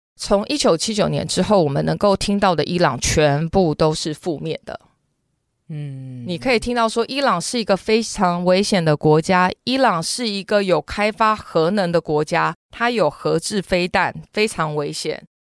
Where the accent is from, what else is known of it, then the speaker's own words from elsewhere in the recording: Taiwan; 我从台湾来的